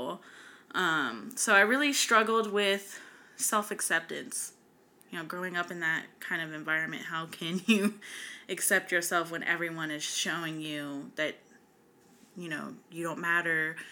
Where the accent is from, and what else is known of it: West Coast, United States; born or raised there; also born or lived in North Carolina